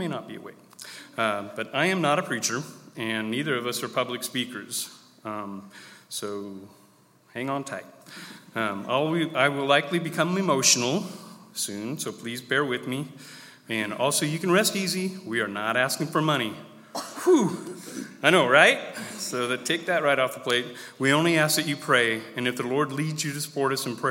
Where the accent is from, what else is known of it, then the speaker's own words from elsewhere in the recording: United States; also born or lived in California / Iowa / Rockport; I was born in California and raised on the West Coast and in Iowa